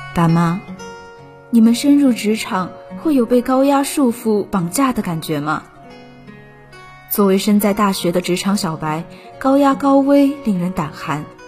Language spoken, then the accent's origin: Chinese; Suzhou, Jiangsu, China; moved away as an adult; now in Nanjing, China; 来自江苏苏州